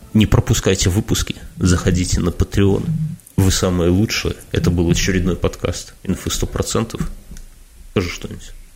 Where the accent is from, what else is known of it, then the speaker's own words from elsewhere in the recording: Belarus; мы белорусы